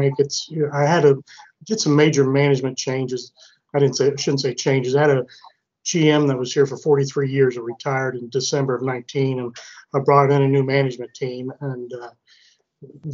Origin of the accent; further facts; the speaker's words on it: Wilmington, Ohio, United States; also born or lived in Columbus, Ohio; We moved from Columbus down here in 1970. I was five at the time, but my father bought into a Chevy Buick store here in Wilmington